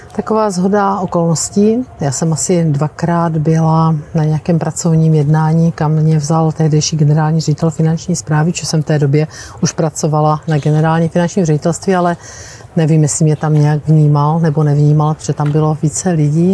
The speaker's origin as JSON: {"language": "Czech", "region": "South Moravian Region", "country": "Czechia", "moved": "as an adult", "lives_now": "Prague, Czechia", "said": "Já jsem se z Jižní Moravy"}